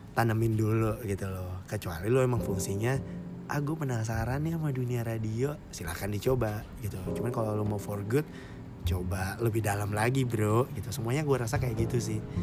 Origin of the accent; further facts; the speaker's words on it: Makassar, South Sulawesi, Indonesia; moved away as an adult; gue dulu di kota asal gue Makassar berarti gue perantau